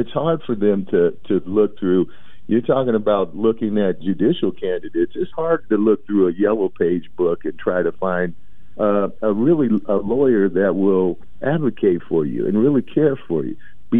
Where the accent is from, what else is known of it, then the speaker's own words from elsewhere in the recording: Portland, Oregon, United States; I'm from Portland, Oregon, born and raised.